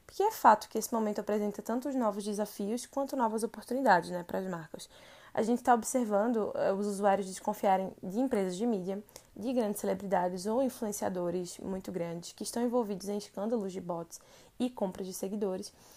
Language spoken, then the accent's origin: Portuguese; Recife, Pernambuco, Brazil; moved away as an adult; now in São Paulo, Brazil; Eu sou de Recife e moro em São Paulo há quase dois anos